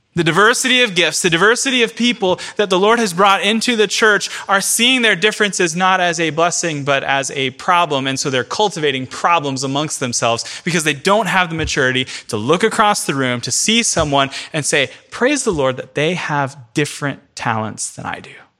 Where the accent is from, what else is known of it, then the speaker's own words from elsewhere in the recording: Central Florida, United States; now in New York, United States; I'm from Central Florida